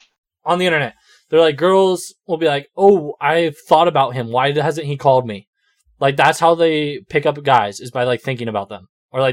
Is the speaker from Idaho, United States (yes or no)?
no; Austin, Texas, United States; No, that the tarot reading shit is because I was from Austin.